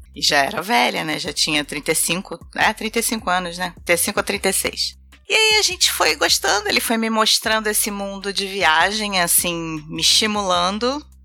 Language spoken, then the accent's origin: Portuguese; Rio de Janeiro, Brazil; É, eu sou carioca, vivi minha infância inteira no Rio de Janeiro